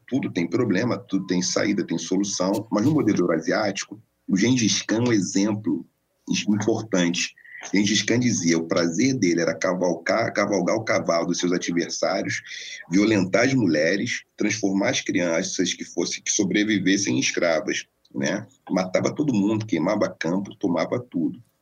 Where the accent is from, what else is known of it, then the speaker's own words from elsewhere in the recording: Rio de Janeiro, Brazil; formação muito tradicional no subúrbio carioca, né, nasceu em Oswaldo Cruz, onde fui criado e gestado e brinquei naquelas